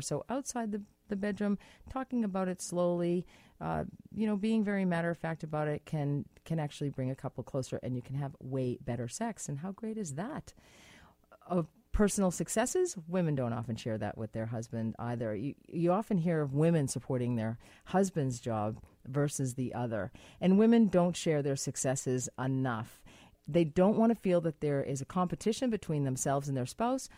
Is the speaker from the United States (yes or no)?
yes; United States; moved away; in America, which is my home country, which is where I'm from